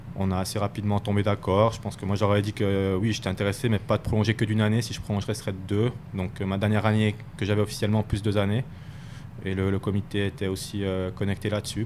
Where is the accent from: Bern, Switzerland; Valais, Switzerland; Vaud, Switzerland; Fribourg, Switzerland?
Fribourg, Switzerland; moved away as an adult; also born or lived in Ajoie; Fribourg, ça reste particulier parce que quand même, euh, c'est là d'où je viens, c'est là que j'ai grandi.